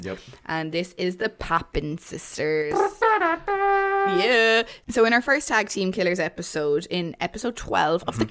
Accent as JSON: {"language": "English", "town": "Waterford", "region": "Munster", "country": "Ireland", "said": "I'm from Waterford"}